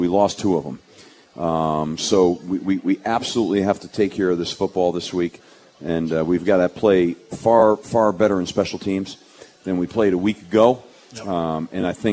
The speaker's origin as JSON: {"language": "English", "region": "Connecticut", "country": "United States", "tie": "born or raised there", "said": "I'm really proud as a Connecticut. I was born and raised in Connecticut"}